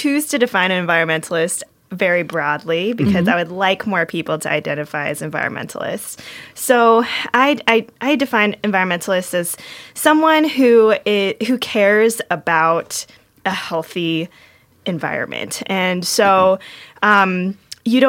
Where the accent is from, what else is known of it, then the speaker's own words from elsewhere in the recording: San Diego, California, United States; also born or lived in Bay Area; I grew up in San Diego